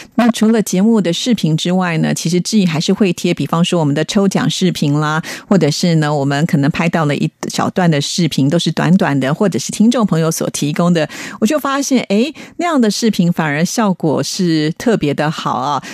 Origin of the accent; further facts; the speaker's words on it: Taiwan; 我虽然生长在台湾哦，可是因为生长 在北部跟南部呢，就会有一些差异性哈